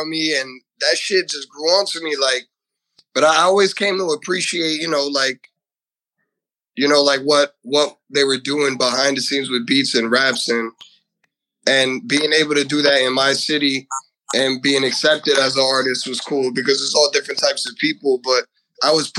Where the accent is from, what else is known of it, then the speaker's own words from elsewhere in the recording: Elizabeth, New Jersey, United States; I'm from, born and raised in Elizabeth, New Jersey